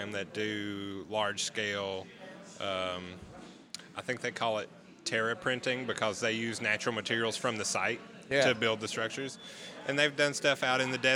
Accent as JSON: {"language": "English", "region": "Tennessee", "country": "United States", "tie": "born or raised there", "said": "I've lived in Tennessee my whole life."}